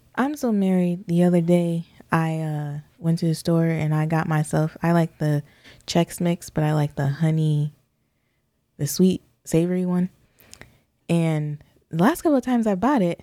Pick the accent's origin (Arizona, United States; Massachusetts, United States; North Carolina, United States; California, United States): California, United States; San Diego County; being born and raised in California, you definitely are feeling your blackness quite a bit. And or in southern, where am I? San Diego County.